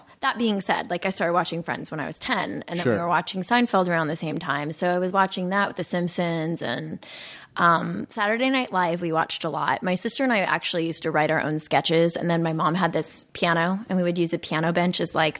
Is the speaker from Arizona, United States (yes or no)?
yes; Phoenix, Arizona, United States; I grew up in Arizona.